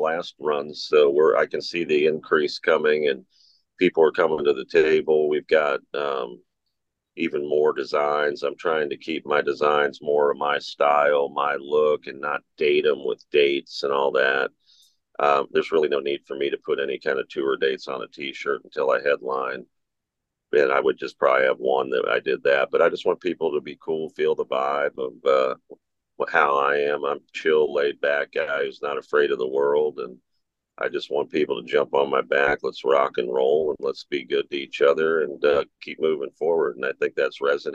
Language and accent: English; Cincinnati, Ohio, United States; my hometown show because I'm from Cincinnati